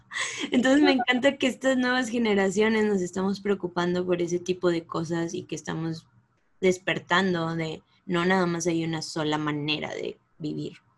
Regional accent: Mexico; moved away; las tres somos latinas, aquí mexicanas

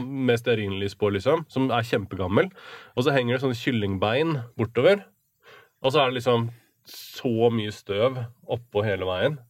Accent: Norway; vi er fra Norway

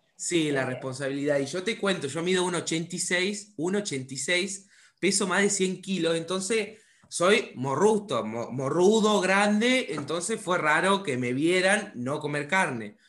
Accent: Córdoba, Argentina; yo también soy de Córdoba, o sea, al lado, estoy al sur de Córdoba

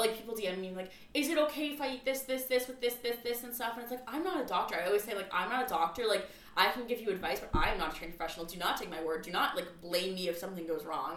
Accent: North County San Diego, California, United States; I grew up in North County

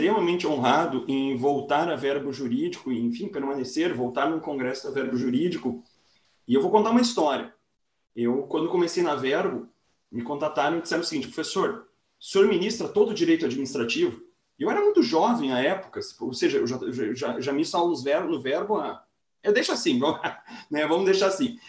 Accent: interior of Rio Grande do Sul, Brazil; sou uma pessoa que sou do interior do Rio Grande do Sul

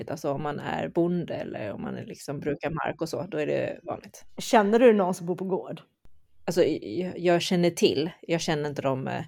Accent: China; born there; När era föräldrar bodde i Kina, eller jag föddes i Kina så när vi bodde i Kina

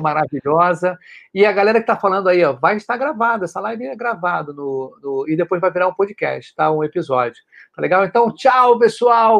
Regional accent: Rio de Janeiro, Brazil; eu sou do Rio de Janeiro

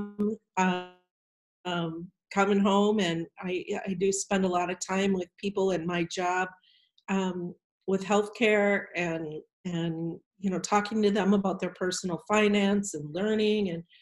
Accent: Iowa, United States; moved away as an adult; also born or lived in Minnesota; now in Richfield, United States; I'm originally from Iowa.

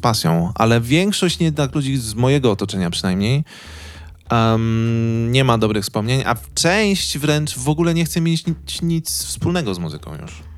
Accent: Wołomin, Masovian Voivodeship, Poland; ja pochodzę z e, małego miasteczka pod Warszawą

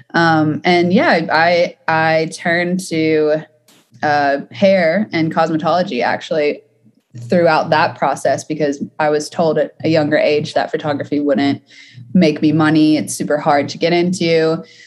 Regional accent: Atlanta, Georgia, United States; now in Los Angeles, United States; I'm from Atlanta, so I started on the East Coast in the South.

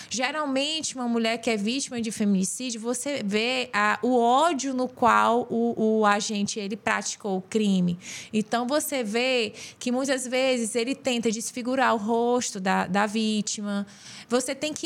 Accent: União, Piauí, Brazil; moved away as an adult; also born or lived in Ceará; Sou piauiense, sou unionense

